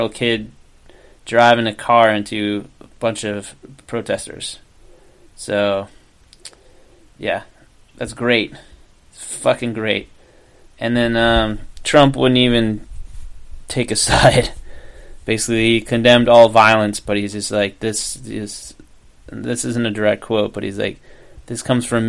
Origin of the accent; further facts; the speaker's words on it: Virginia, United States; that's my home state